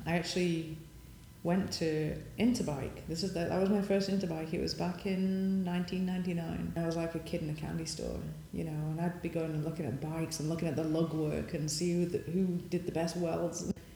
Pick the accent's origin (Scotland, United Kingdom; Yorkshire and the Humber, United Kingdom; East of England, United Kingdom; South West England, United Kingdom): Yorkshire and the Humber, United Kingdom; Sheffield; moved away as an adult; now in United States; I came from Sheffield